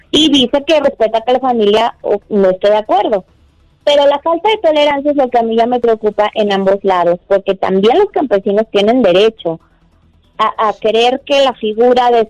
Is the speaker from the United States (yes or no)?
no; Mexico; Pues bueno, lo que pasa es que nosotros como mexicanos tenemos obviamente que, tener en claro